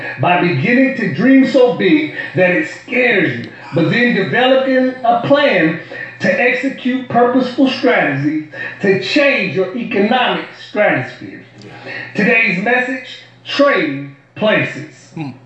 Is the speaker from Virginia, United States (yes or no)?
no; New Orleans, Louisiana, United States; accent: New Orleans; my New Orleans accent